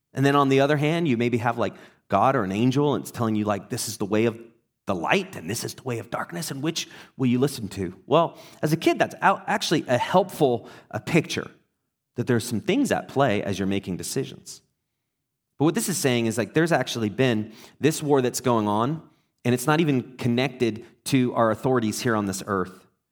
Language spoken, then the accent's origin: English; England, United Kingdom; moved away; also born or lived in Texas; I was in Texas and I grew up in England